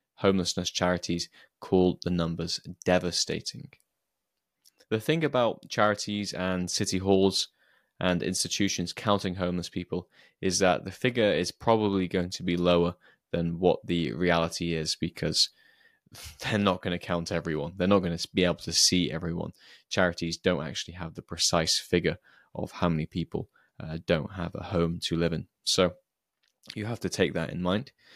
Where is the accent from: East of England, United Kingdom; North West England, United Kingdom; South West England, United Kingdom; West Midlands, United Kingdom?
West Midlands, United Kingdom; Shrewsbury; Shrewsbury, which is my hometown